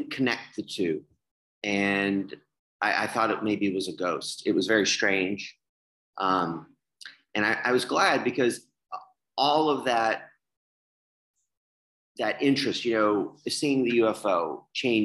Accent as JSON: {"language": "English", "town": "Birmingham", "region": "Alabama", "country": "United States", "tie": "born or raised there", "moved": "yes", "lives_now": "Chicago, United States", "said": "I was born in Birmingham, Alabama in 1977. I was the official New Year's baby of Birmingham, Alabama"}